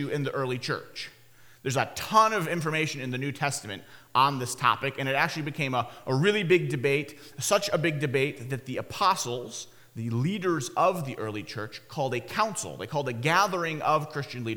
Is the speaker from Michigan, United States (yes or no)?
yes; Michigan, United States; When Haley, my wife Haley, and I were growing up in Michigan, we lived in a part of Michigan